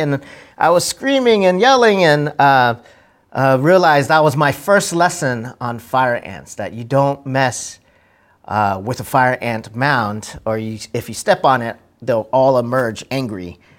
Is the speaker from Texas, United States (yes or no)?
yes; Texas, United States; my childhood growing up in Texas